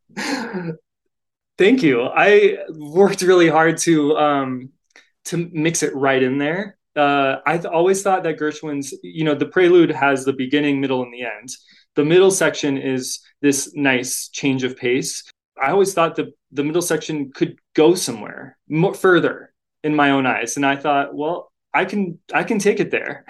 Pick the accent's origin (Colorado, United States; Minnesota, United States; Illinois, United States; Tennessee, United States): Colorado, United States; Boulder; now in Denver, United States; I'm from Boulder